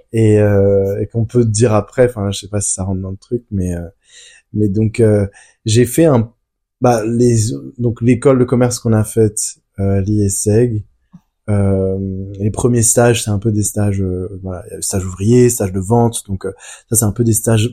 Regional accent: France; je suis né en France.

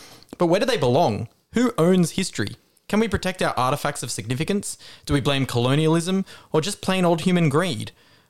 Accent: Australia; I'm Australian.

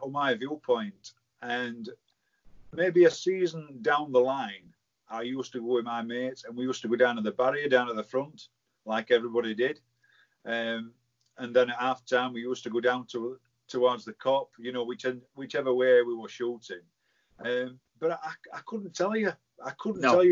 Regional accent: Barnsley, Yorkshire and the Humber, United Kingdom; born and bred in Hathersley.

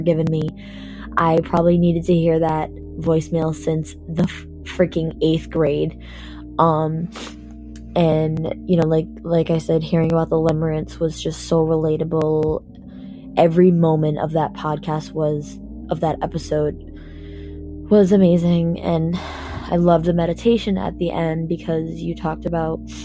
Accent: Massachusetts, United States; I'm from Massachusetts

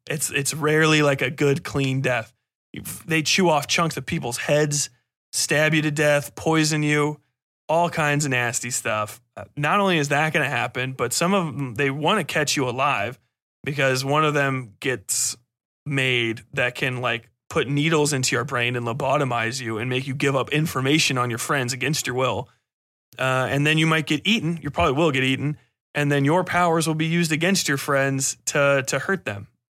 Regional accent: United States; I'm from America

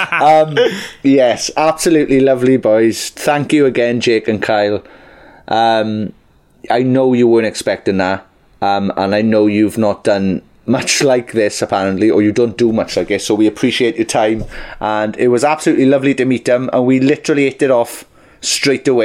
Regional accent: South Wales, United Kingdom; We're from original South Wales

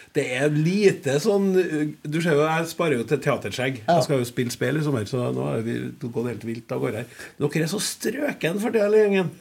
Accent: Klæbu, Trøndelag, Norway; Jeg er jo landkrabbe fra Klæbu

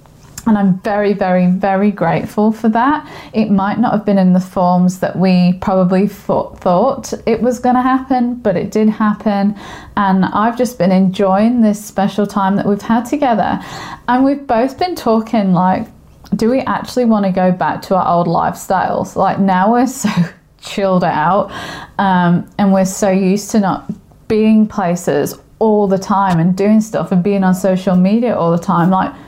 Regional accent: England, United Kingdom; now in Australia; I am from England. I sound funny because I'm now living in Australia and the language and accents have mixed together. So this is a blurb of English goodness for you.

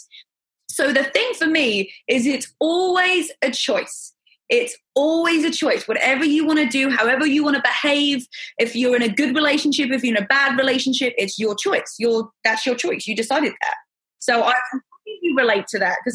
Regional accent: England, United Kingdom; moved away as an adult; also born or lived in America; now in United States; I'm from England.

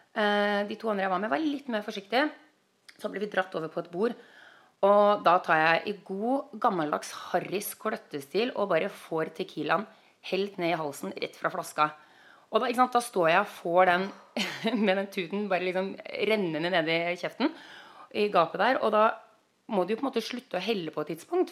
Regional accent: Norway; moved away as an adult; now in United States; jeg er norsk

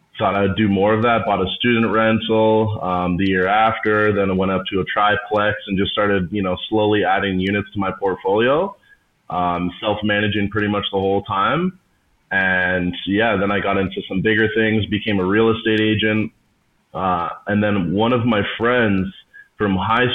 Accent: Hamilton, Ontario, Canada; I'm from Hamilton, Ontario, just outside of Toronto

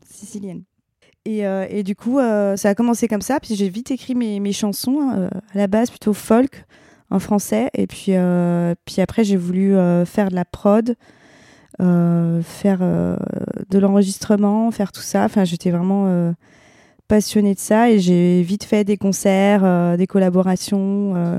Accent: the East, eastern France, France; on vient de l'Est

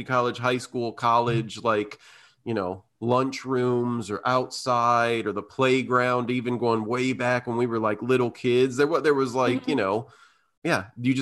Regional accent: Indiana, United States; growing up in Indiana

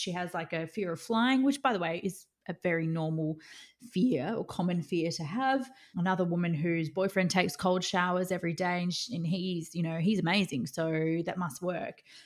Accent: Australia; I'm Australian

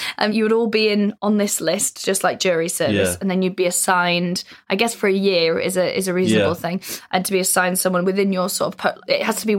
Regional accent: North Wales, United Kingdom; I'm from North Wales.

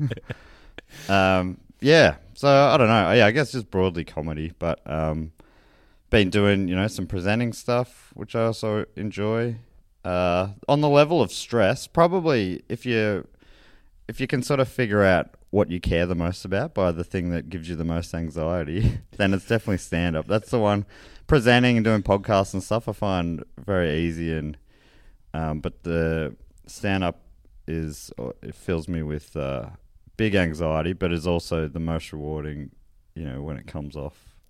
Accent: Moorabbin, Victoria, Australia; old mates I grew up with in Moorabbin

